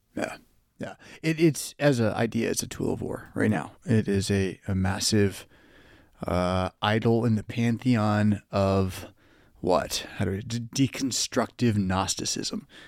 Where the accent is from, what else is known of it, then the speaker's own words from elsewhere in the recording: California, United States; moved away; I grew up in California.